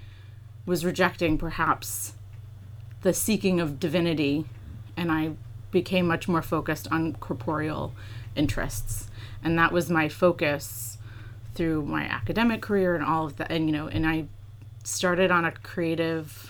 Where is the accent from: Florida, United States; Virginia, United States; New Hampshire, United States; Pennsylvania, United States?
New Hampshire, United States; also born or lived in Massachusetts; I grew up in New Hampshire in a small town, and my parents were both, we were transplants from Massachusetts.